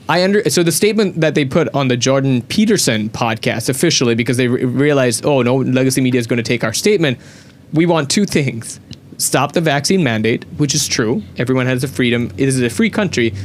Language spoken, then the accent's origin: English; Sri Lanka; me being a Sri Lankan